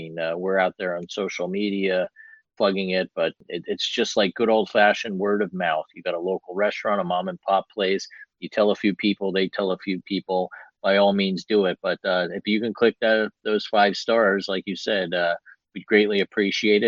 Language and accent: English; New Jersey, United States; my home state of New Jersey